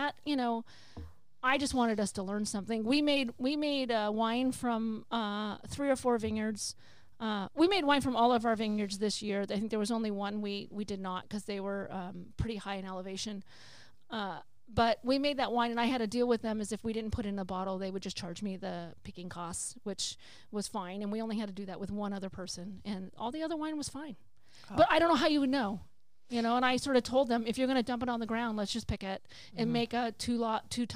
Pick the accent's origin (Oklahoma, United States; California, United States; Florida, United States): California, United States; moved away; I'm a Californian